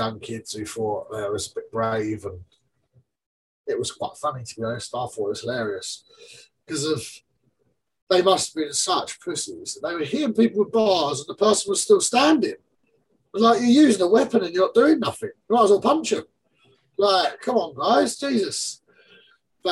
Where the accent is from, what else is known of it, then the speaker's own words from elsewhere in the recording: England, United Kingdom; I'm English